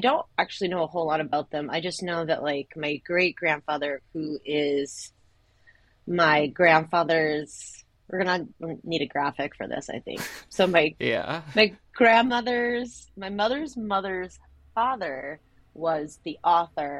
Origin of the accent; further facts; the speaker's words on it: San Diego, California, United States; I'm actually from San Diego